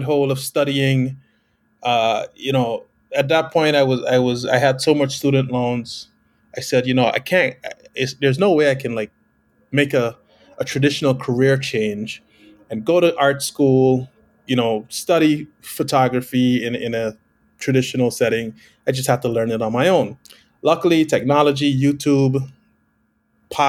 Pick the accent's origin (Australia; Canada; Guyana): Guyana; moved away; I was born in South America, the only English-speaking country on the continent, called Guyana.